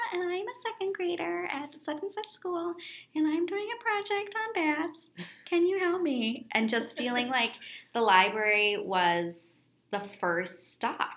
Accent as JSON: {"language": "English", "town": "Minneapolis", "region": "Minnesota", "country": "United States", "tie": "born or raised there", "said": "Growing up in Minneapolis, we have an amazing library system"}